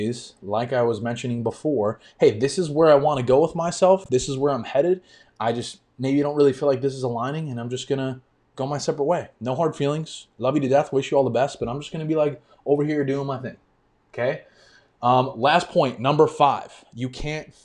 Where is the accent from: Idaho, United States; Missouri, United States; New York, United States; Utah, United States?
New York, United States; moved away as an adult; now in Florida, United States; I grew up in New York and I moved to Florida exactly almost a year ago now.